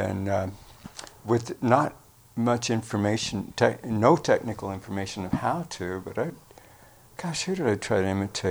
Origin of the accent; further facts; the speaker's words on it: Glenwood Springs, Colorado, United States; In Glenwood Springs, Colorado